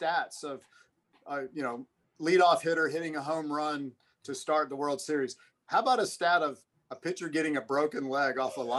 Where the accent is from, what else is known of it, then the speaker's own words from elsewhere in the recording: Atlanta, Georgia, United States; I played hockey growing up in Atlanta.